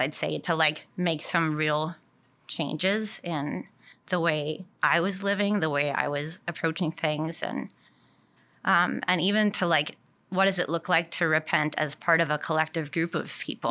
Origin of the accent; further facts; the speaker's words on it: Milwaukee, Wisconsin, United States; also born or lived in Madison, Wisconsin; I grew up in the Milwaukee area. So I've kind of been a Wisconsin girl, uh, my whole life